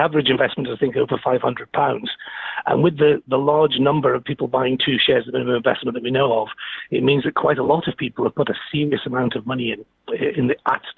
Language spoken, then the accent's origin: English; Stoke-on-Trent, West Midlands, United Kingdom; moved away as an adult; also born or lived in Aberdeen; now in Manchester, United Kingdom; I'm based in Manchester now, which is not too far away from Stoke, my hometown, but I did spend most of my life in Aberdeen, so nearly 30 years